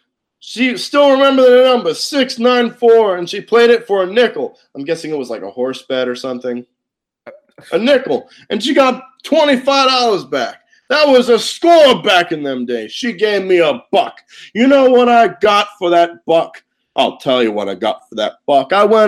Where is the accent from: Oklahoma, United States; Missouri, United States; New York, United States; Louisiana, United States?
New York, United States; Brooklyn; You know, when I was growing up in Brooklyn, when I was a kid, my grandmother and mother raised me, God rest their souls.